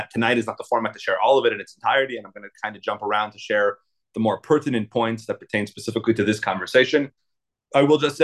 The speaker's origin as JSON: {"language": "English", "town": "Salt Lake City", "region": "Utah", "country": "United States", "tie": "born or raised there", "said": "I was raised in Salt Lake City. I'm a second generation shliach here in Utah."}